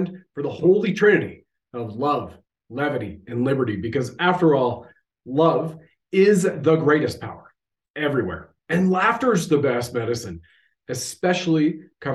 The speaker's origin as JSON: {"language": "English", "country": "Canada"}